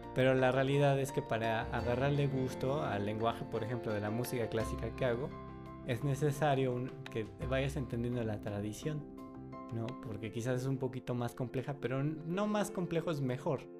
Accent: Mexico; soy mexicano

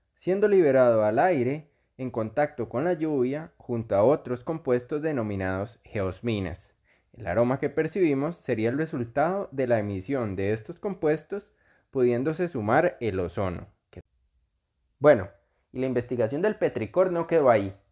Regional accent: Costa Rica; yo soy costarricense, vivo en Costa Rica

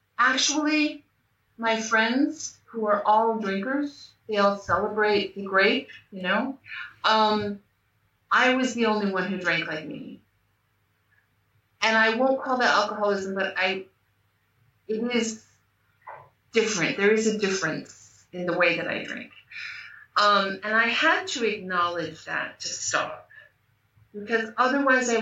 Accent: United States; moved away as an adult; now in Portugal; I live in Portugal, I'm American, but I live in Portugal

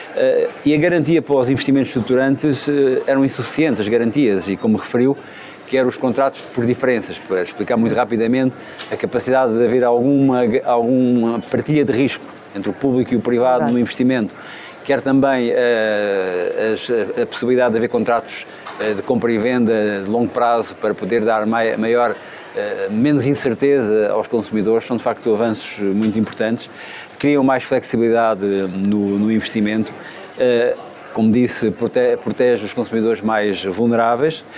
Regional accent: Óbidos, Centro, Portugal; now in Évora, Portugal; eu não nasci em Évora, nasci em Óbidos, mas Évora adotou-me

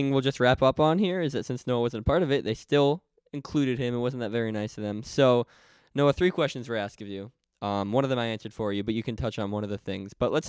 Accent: Batavia, United States; The second thing was that they mentioned, where are you from? I told them Batavia.

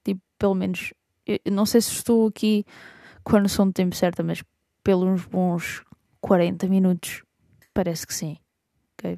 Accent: Lisbon, Portugal; also born or lived in Idanha-a-Nova, Castelo Branco (family origins); sou alfacinha, mas tenho origens por ali

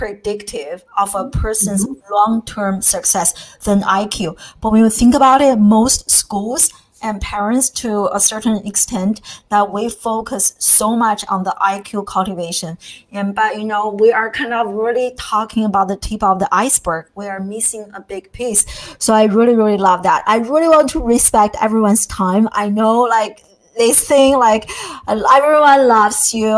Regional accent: China; now in United States; I came from a totally different kind of STEM focused educational background, growing up in China

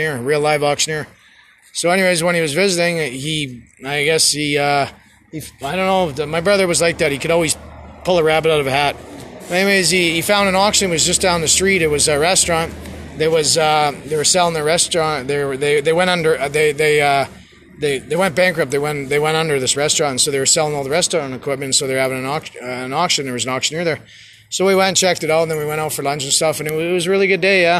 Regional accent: Winnipeg, Manitoba, Canada; moved away as an adult; also born or lived in Calgary; I grew up in Winnipeg, Manitoba. That's where I'm from.

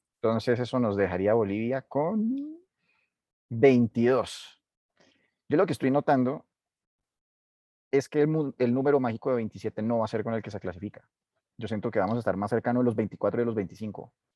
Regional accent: Colombia; uno como colombiano

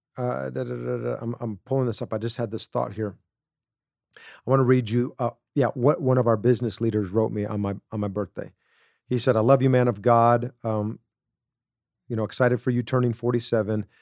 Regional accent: Wisconsin, United States; growing up in Wisconsin

